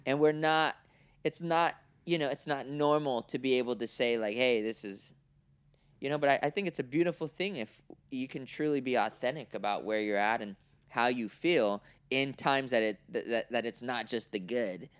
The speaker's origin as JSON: {"language": "English", "town": "Oakland", "region": "California", "country": "United States", "tie": "born or raised there", "also_born_or_lived": "Cincinnati, Ohio / Orange County, California", "said": "I was born in Oakland, right? Nineteen eighty-two."}